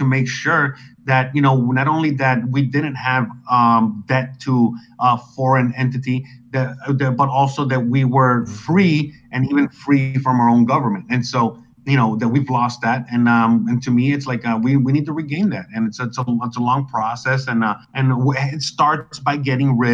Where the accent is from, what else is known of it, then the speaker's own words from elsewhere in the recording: United States; my country of birth is the United States of America, so I am American